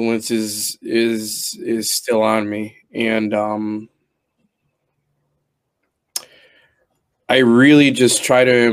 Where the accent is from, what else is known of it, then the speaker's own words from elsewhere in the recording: United States; Be proud that you're a fucking American